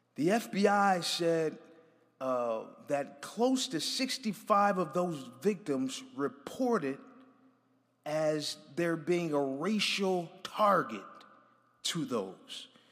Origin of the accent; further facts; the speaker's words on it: Buffalo, New York, United States